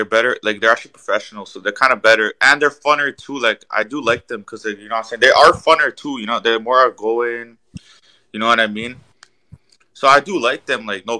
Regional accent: Toronto, Ontario, Canada; I'm from Toronto

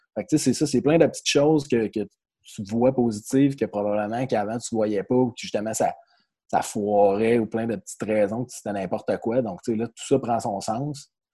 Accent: Magog, Quebec, Canada; also born or lived in Jonquière; je viens de l'Estrie, à Magog plus précisément

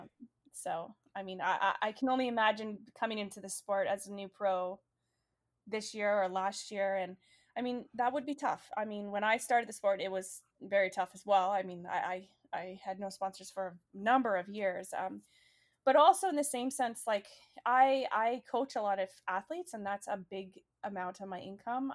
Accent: Canada; also born or lived in British Columbia; now in Boston, United States; my home country, Canada

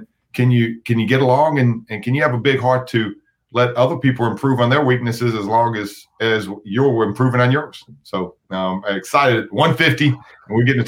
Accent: Paris, Tennessee, United States; moved away; also born or lived in Chicago, Illinois; Paris, Tennessee is where I grew up

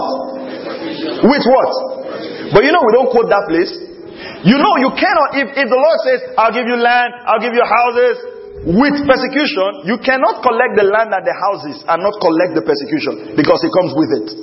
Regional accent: Delta, Nigeria; moved away as an adult; I grew up in Delta State. All my brothers are in Delta State

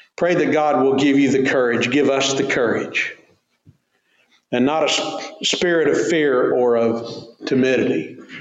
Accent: Tulsa, Oklahoma, United States; Growing up in Tulsa

